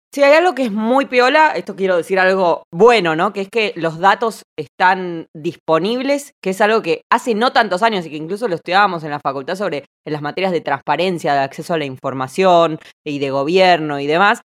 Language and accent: Spanish; Argentina; moved away as an adult; now in Auckland, New Zealand; nací en Argentina, pero en Auckland, Nueva Zelanda desde hace seis años